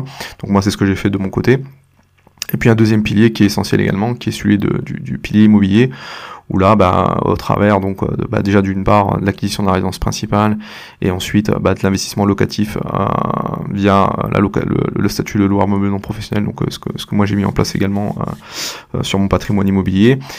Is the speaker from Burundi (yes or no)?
no; La Possession, Réunion; moved away as an adult; now in Mende, France; je, suis originaire de l'île de la Réunion, c'est là où j'ai grandi et que j'ai fait mes études